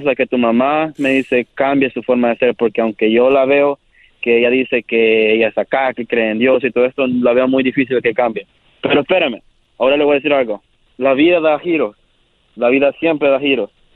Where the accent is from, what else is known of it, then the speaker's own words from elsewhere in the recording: El Salvador; yo soy del Salvador